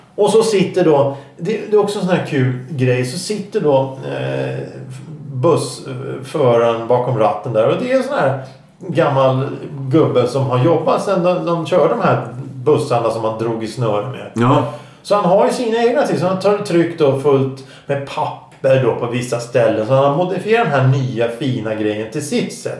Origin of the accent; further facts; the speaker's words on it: Stockholm, Stockholm County, Sweden; vi stockholmare